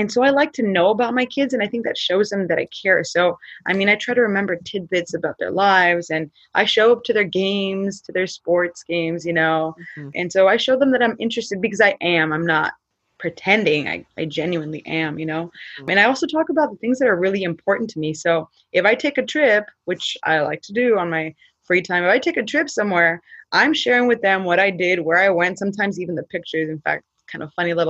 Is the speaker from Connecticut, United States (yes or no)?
no; San Fernando, California, United States; I'm from the San Fernando Valley, city of San Fernando, and the school is San Fernando High School.